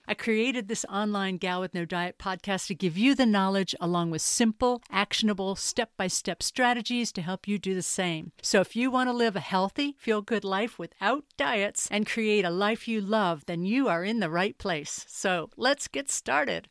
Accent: Mint Hill, North Carolina, United States; moved away as an adult; also born or lived in Stamford, Connecticut / Boston / Hong Kong / Charlotte; now in England; I was born in Stamford, Connecticut, then transplanted to a rural horse farm in Mint Hill, North Carolina, outside Charlotte

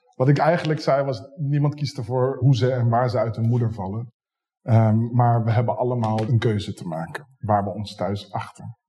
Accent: Zoetermeer, South Holland, Netherlands; now in Rotterdam, Netherlands; Opgroeiend in Zoetermeer

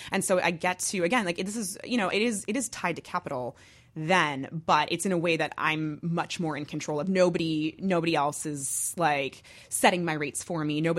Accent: New Jersey, United States; it's because I'm from Jersey.

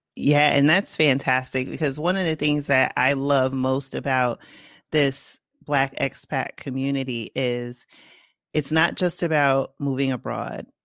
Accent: New York City, New York, United States; accent: Bronx; my Bronx accent

